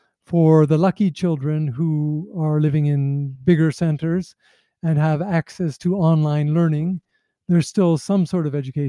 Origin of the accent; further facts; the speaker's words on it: Canada; now in Nepal; my home country, Canada